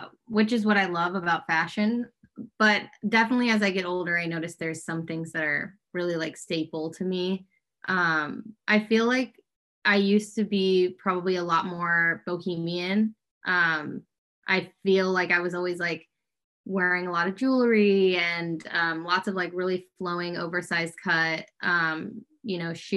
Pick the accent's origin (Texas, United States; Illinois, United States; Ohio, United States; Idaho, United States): Illinois, United States; Fox Lake; moved away as an adult; now in Los Angeles, United States; I'm from Fox Lake, Illinois, a little northern suburb of Chicago. I moved out to LA now like 14 years ago